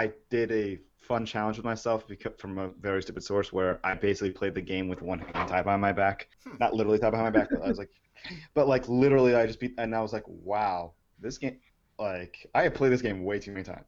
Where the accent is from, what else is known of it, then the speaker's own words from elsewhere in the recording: New York, United States; I mean, as a New Yorker, I got to say, you know, transit system and all that BS